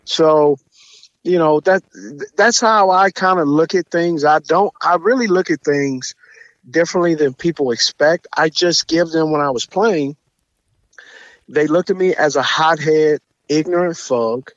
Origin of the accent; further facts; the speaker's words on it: West Coast, United States; I'm from the West Coast